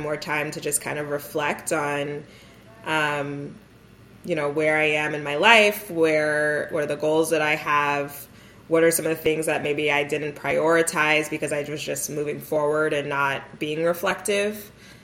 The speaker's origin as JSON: {"language": "English", "area": "the Bay Area", "region": "California", "country": "United States", "tie": "born or raised there", "also_born_or_lived": "Philadelphia, United States / New York, United States / Durham, United States", "moved": "as an adult", "said": "I am from the Bay Area, grew up here"}